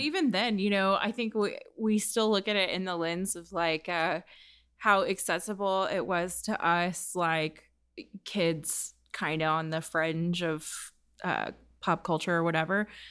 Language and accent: English; United States; as an American